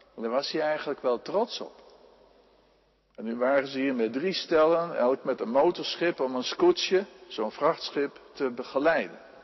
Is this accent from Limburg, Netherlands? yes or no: no; Friesland, Netherlands; in Friesland op, zo constateerde ik, de provincie waar ik vandaan kom